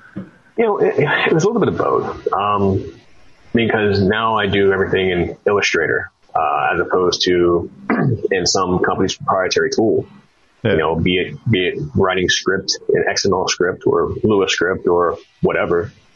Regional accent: Texas, United States; moved away; also born or lived in Richmond, Virginia; I'm from Texas, so played a lot of football

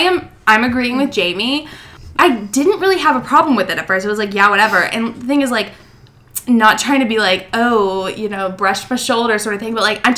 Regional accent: Birmingham, Alabama, United States; Okay. So I'm from Alabama.

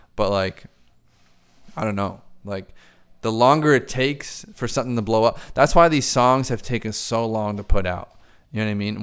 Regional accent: Boston, Massachusetts, United States; I'm here in Boston, so that's that's me, fully Irish. I'm an American though. I was born here

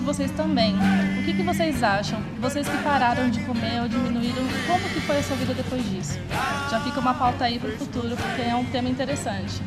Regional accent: São Paulo, Brazil; eu sou paulista, paulista mesmo, não paulista de Ferraz.

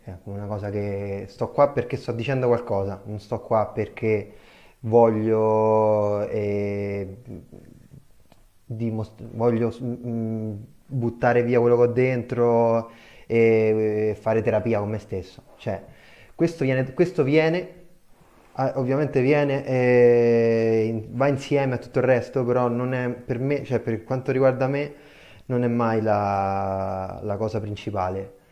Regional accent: Tarquinia, Lazio, Italy; e poi all'improvviso nel mio paese, che io sono in un paesino in provincia di Viterbo, si chiama Tarquinia

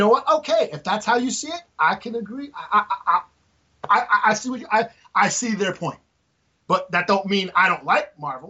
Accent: New York, United States; I'm fucking Italian from New York.

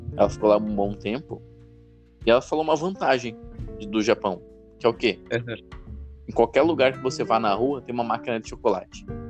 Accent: Brazil

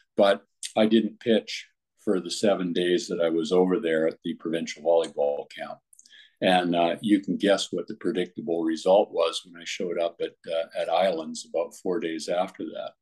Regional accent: Comox, British Columbia, Canada; I went back to Comox, BC, my hometown at the time

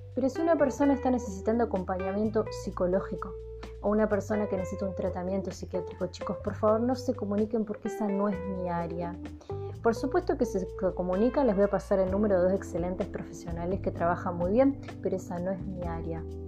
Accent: Argentina

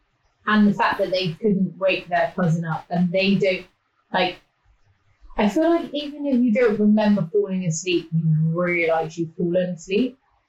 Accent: New Jersey, United States; I think the scariest by far was when I was a kid growing up in New Jersey.

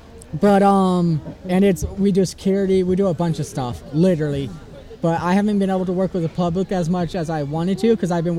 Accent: Ireland; plus I can do the accent perfectly because I'm Irish and it's pretty Irish, close.

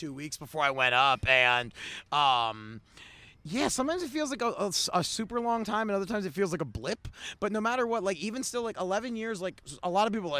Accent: Baltimore, Maryland, United States; moved away as an adult; also born or lived in Pittsburgh; now in Los Angeles, United States; I'm from Baltimore, went to school in Pittsburgh

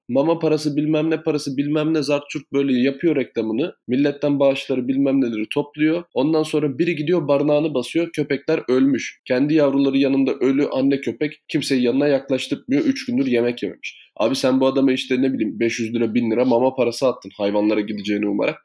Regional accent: Thrace, Turkey; biz Trakya'da büyüdük

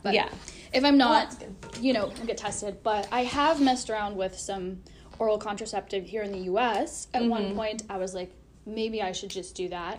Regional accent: Canada; So I'm from Canada

